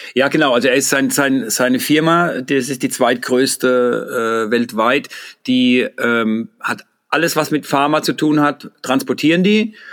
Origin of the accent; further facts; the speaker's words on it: Mannheim, Baden-Württemberg, Germany; accent: Mannheim Palatinate dialect; in unseren Ghetto-Slang, in den Mannheimer Pfälzische